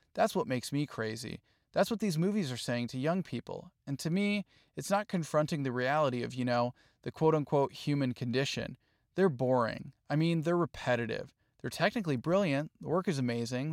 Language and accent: English; Michigan, United States; growing up in Michigan